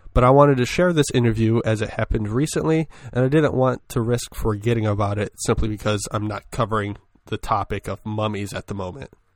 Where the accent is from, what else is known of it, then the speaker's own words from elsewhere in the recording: Michigan, United States; my home state